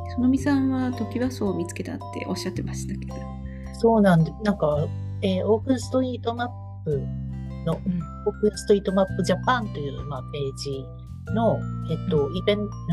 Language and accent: Japanese; Numazu, Shizuoka, Japan; now in Tokyo, Japan; 今東京なんですけど私の出身地は沼津静岡県の沼津市